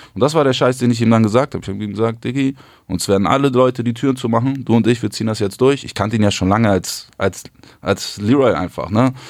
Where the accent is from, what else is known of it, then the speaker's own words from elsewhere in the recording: Hamburg, Germany; ich komme eigentlich aus Hamburg Süd, so ganz unten die dunkle Ecke dieser Stadt